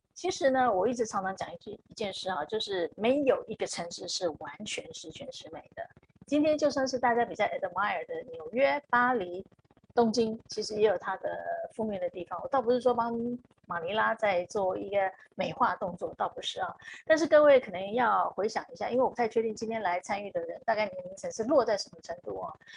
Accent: Taiwan; moved away as an adult; now in Philippines; 因为毕竟我自己出生在台湾嘛

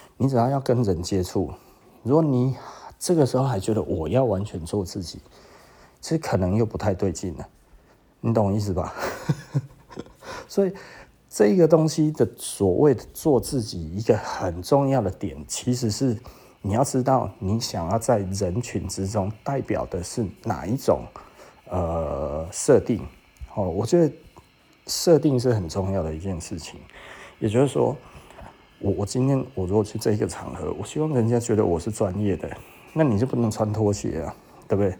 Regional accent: Taiwan; 就我们台湾人不太想要被人呃尊重吗？

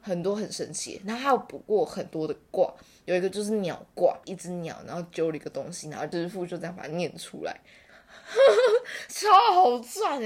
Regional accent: Taichung, Taiwan; 然后因为我是台中人嘛

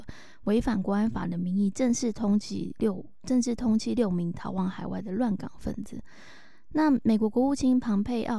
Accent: Taiwan; 这个新的三指手势就是我们台湾人比的八的这个动作

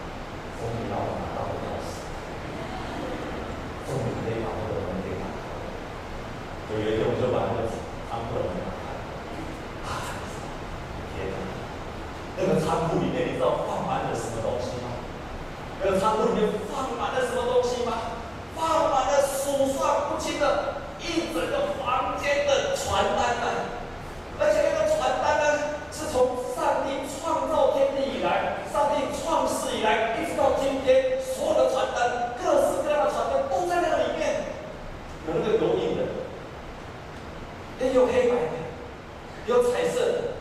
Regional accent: Taiwan; 我们在地上，我们是一个台湾人。

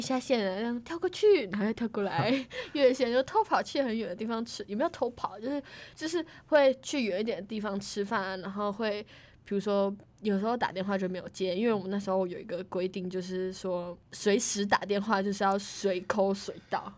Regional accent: Tainan, Taiwan; 我是台南人，然后他原本只让我选台南的学校

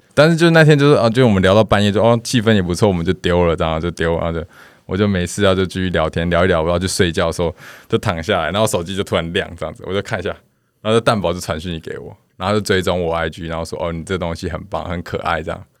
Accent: Taiwan; accent: Taiwanese Hokkien accent; first language Taiwanese Hokkien; Chinese is a second language; 我有台语腔

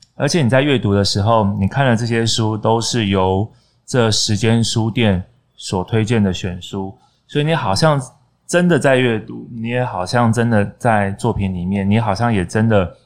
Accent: Donggang, Pingtung County, Taiwan; 在我老家旁边的漫画店。屏东东港

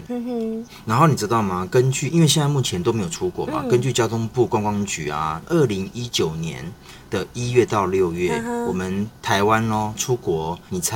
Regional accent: Thailand; 我必须要说，泰国是我家乡，我以为我大概去了十几次了。

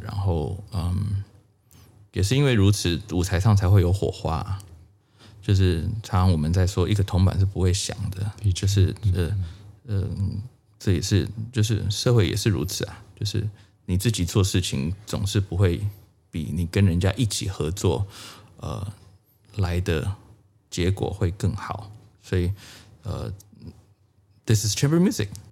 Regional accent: Tainan, Taiwan; now in United States; 我的第一个启蒙老师在台湾，呃，我是台南人，呃，我的第一位小提琴老师叫王立文

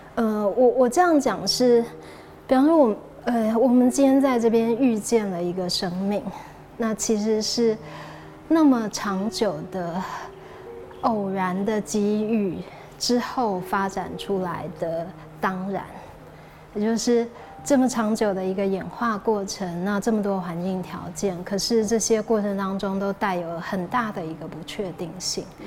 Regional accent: Taipei, Taiwan; 我其实是台北市区长大的小孩

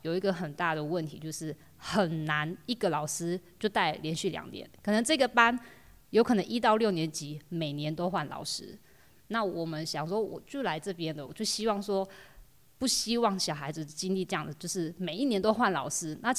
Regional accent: Taitung City, Taitung County, Taiwan; moved away as an adult; also born or lived in Changguang, Changbin Township, Taitung County; now in Fuli, Taiwan; 台东市人，市区的小孩

